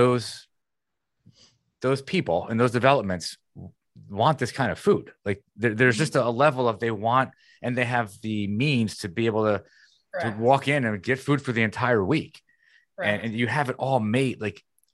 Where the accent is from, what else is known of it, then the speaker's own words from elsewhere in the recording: New Jersey, United States; moved away as an adult; also born or lived in Wayne, New Jersey; now in Florida, United States; we're in Jersey where I'm from